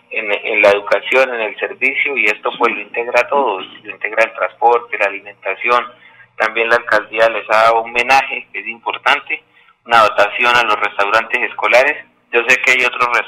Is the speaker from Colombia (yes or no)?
yes; Tona, Santander, Colombia; born or raised there